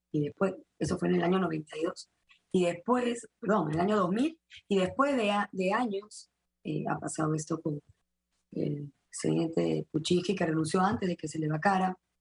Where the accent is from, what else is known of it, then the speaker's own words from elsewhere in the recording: Peru; en el Perú todos salimos de Inca y de Mandinga